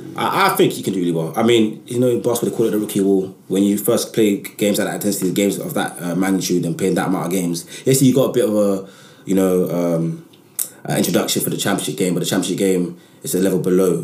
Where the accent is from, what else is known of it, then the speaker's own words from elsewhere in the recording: London, United Kingdom; I'm from Southeast London